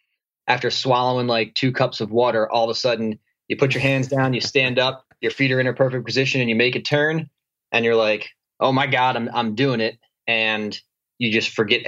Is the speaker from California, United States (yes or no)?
no; New Jersey, United States; moved away as an adult; also born or lived in New York City; now in San Diego, United States; So I moved out to San Diego from New York City, and I grew up in New Jersey.